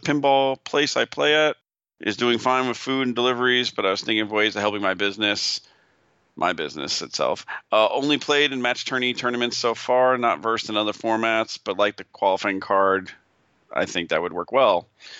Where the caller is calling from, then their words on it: St. Louis, Missouri, United States; Hi, I'm from … from St. Louis, been pinball for a couple of years